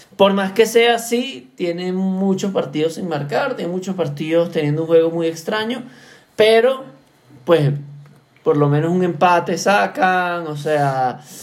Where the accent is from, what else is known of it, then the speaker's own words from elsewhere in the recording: Venezuela; yo como venezolano